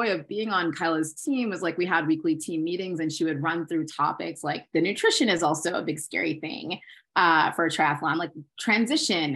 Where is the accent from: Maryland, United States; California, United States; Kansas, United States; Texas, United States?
Maryland, United States; I'm from Maryland, from the suburbs.